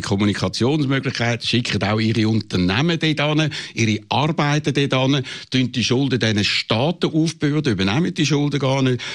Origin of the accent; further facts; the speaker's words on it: Switzerland; wir als Schweizer